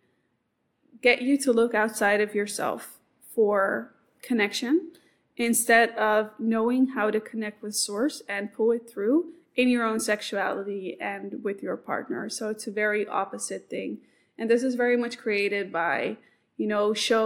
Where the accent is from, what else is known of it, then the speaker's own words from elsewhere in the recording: Amsterdam, North Holland, Netherlands; I come from Amsterdam